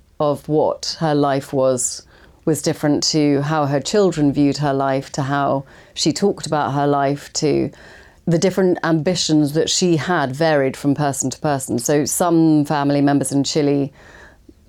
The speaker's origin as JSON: {"language": "English", "region": "England", "country": "United Kingdom", "said": "as an English kind of, you know, non, didn't get into drama school actor"}